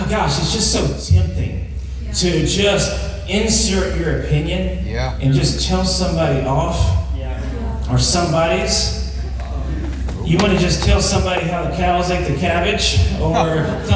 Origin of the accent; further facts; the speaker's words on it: Douglas, United States; moved away; I'm from Douglas. I grew up in a town that got a blinking yellow light in the 5th grade